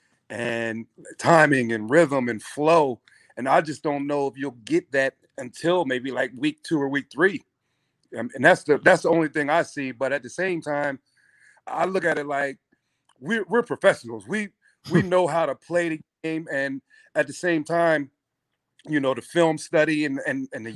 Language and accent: English; Pottstown, Pennsylvania, United States; I grew up in Pottstown